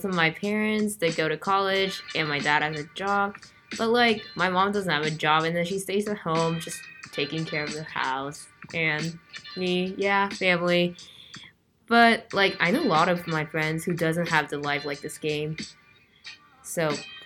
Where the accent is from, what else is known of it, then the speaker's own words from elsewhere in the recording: South Korea; moved away; I was born and raised in Korea for most of my life